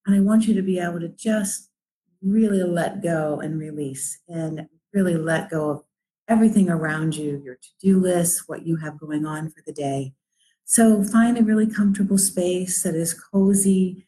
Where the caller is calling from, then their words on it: Cleveland, Ohio, United States; I'm coming live from Cleveland, Ohio, where it's a rainy day